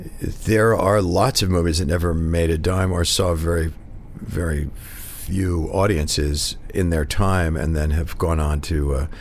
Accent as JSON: {"language": "English", "region": "Connecticut", "country": "United States", "tie": "born or raised there", "said": "I grew up here in New York, actually in Connecticut."}